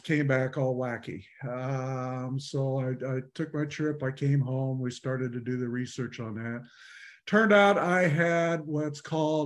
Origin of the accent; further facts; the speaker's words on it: Reno, Nevada, United States; moved away as an adult; also born or lived in Colorado; now in South Carolina, United States; I was born and raised in Reno, Nevada, not too far from you